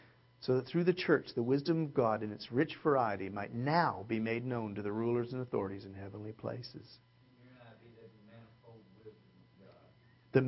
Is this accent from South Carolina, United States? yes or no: no; California, United States; I'm a little cynical, but folks, I'm from Southern California, where we have perfected selfishness.